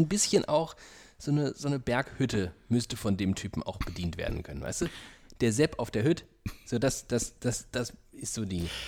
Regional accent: Frankfurt am Main, Hesse, Germany; moved away; Ich bleibe in Frankfurt am Main, da wo ich aufgewachsen bin.

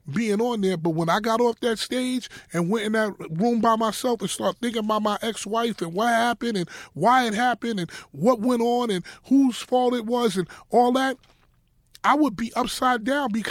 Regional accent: Harlem, New York, United States; I'm I'm from Harlem. We don't do the bare feet.

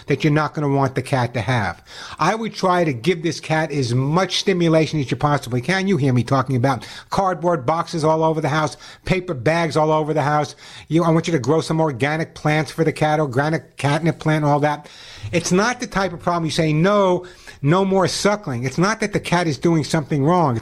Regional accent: New York, United States; accent: New York; now in California, United States

